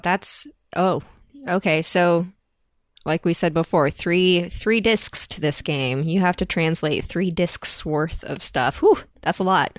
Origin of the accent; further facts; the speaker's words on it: United States; we as American white people